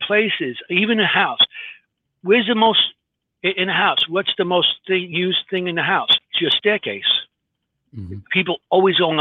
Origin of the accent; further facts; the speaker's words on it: New York City, New York, United States; I'm from Queens